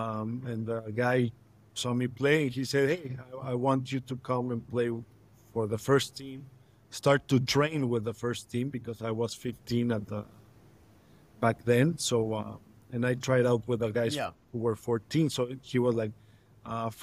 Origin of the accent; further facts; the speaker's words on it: Mexico City, Mexico; I'm born and raised in Mexico City